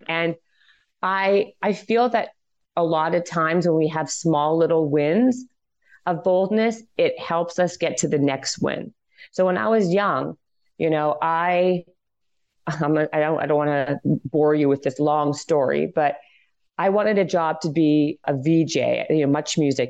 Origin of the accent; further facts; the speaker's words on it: Canada; I'm Canadian